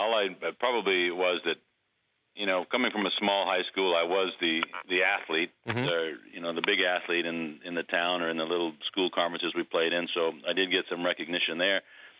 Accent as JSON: {"language": "English", "town": "Charlestown", "region": "New Hampshire", "country": "United States", "tie": "born or raised there", "said": "my hometown, Charlestown, New Hampshire, I grew up, there's only like 800, 900 people in my town."}